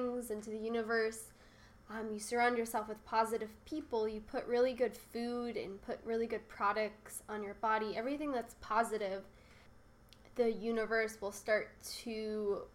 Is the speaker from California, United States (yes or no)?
yes; Santa Barbara, California, United States; also born or lived in San Diego; my hometown of Santa Barbara